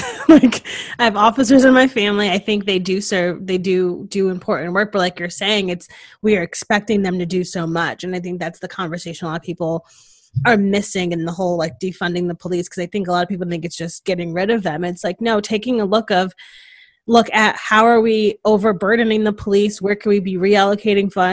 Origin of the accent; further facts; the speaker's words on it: Connecticut, United States; me growing up in Connecticut